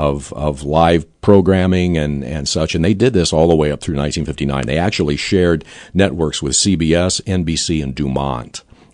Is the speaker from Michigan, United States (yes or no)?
no; Taylorville, Illinois, United States; my hometown of Taylorville